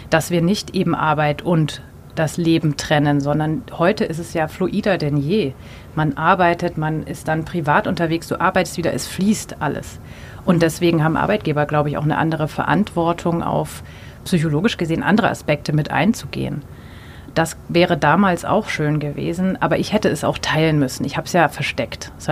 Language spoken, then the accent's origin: German; Munich, Bavaria, Germany; Äh, ich komme aus München. Äh, es ist ein konservatives Umfeld.